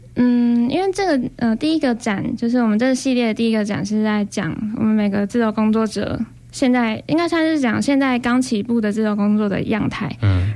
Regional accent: Taipei, Taiwan; moved away as an adult; now in Hualien, Taiwan; 我是台北人，然后我来花莲大概快要三年，嗯、前面两年的时间是在医院里面工作

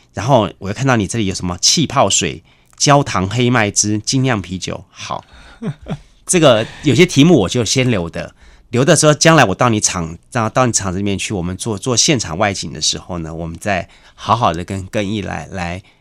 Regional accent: Taiwan; 我们台湾人

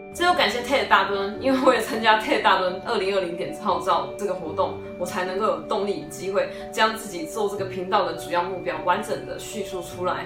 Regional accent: Taichung, Taiwan; 我其实非常热爱土生土长的台中，台湾这块土地

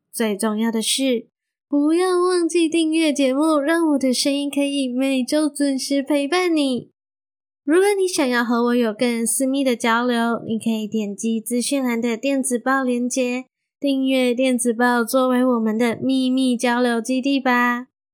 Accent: Malaysia; moved away as an adult; also born or lived in Taiwan; 我已经从台湾彻彻底底地的搬回马来西亚生活喽

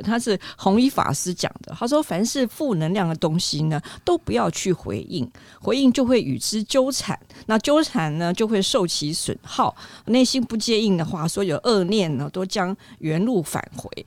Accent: Taiwan; 我们台湾人

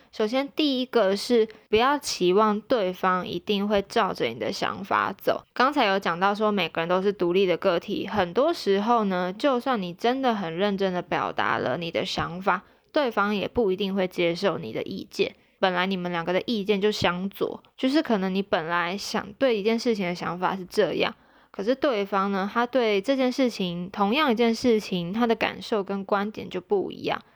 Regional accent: Taichung, Taiwan; moved away; 没有回台中，我的老家

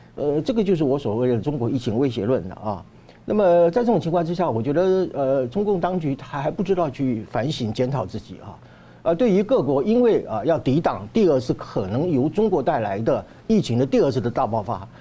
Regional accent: Taiwan; 我觉得这个很值得我们台湾人做一些，啊，启发

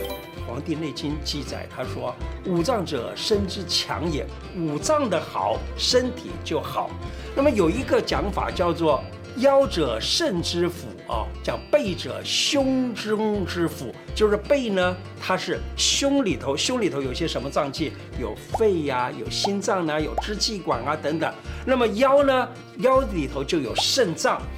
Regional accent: China; 我们中国人讲坐有坐姿，站有站相。

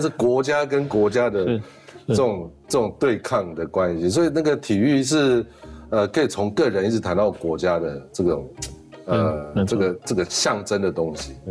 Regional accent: Tafalong and Mataian tribal villages, Hualien County, Taiwan; 我们泰巴郎、马泰安这两个部落

